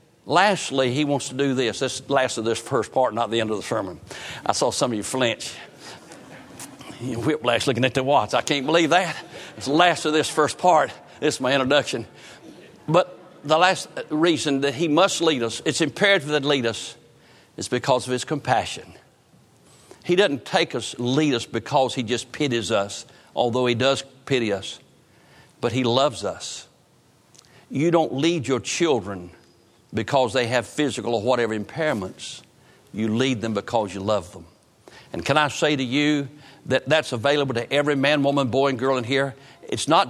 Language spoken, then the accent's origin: English; Roanoke Rapids, North Carolina, United States; growing up in Roanoke Rapids